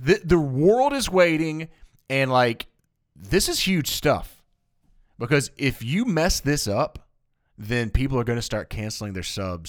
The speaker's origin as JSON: {"language": "English", "region": "Tennessee", "country": "United States", "said": "And I'm dipping because I got some tobacco in my mouth, and I'm from Tennessee."}